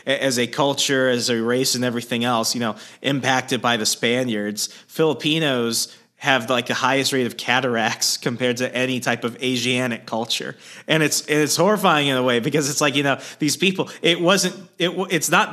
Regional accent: Arizona, United States; growing up in Arizona

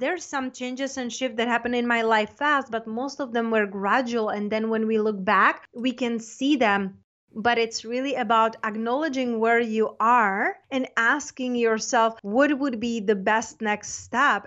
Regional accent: Czechia; also born or lived in London / Spain; now in United States; I'm from Czech Republic, but I lived in London, Spain, and then I got an offer to go to school in the United States.

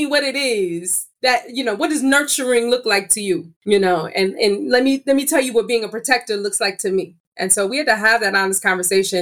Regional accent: Illinois, United States; we're both from Illinois

